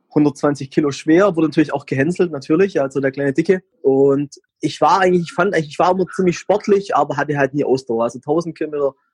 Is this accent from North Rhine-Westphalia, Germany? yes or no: no; Heidenheim, Baden-Württemberg, Germany; Ich komme aus Heidenheim, das ist in Baden-Württemberg bin, ich werde jetzt 40 Jahre alt